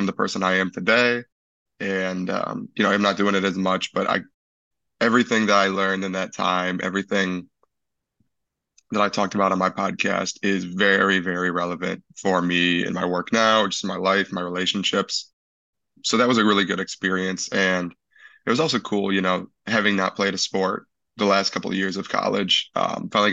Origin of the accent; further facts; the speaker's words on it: Hartland, Michigan, United States; grew up in Heartland, lived there from the time I was 4